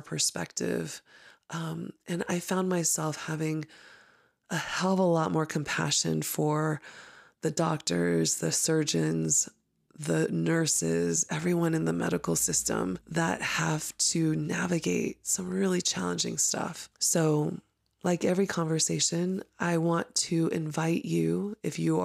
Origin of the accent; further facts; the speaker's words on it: Houston, Texas, United States; I grew up with in Houston